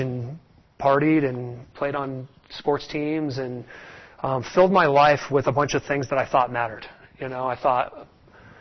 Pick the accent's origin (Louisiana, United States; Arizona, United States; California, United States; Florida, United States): Arizona, United States; Scottsdale; Born and raised in Scottsdale, Arizona